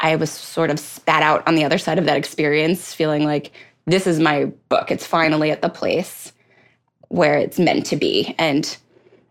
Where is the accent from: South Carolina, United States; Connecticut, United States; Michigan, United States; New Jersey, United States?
New Jersey, United States; Atlantic City; I grew up outside of Atlantic City